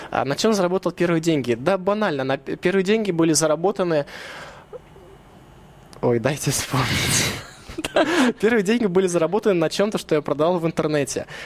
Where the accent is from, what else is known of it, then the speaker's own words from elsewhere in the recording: Russia; born there; Может быть, мне повезло то, что я родился в России, то, что я не проживал вот этих вот, вот мероприятий, там, событий, которые были в 90-х.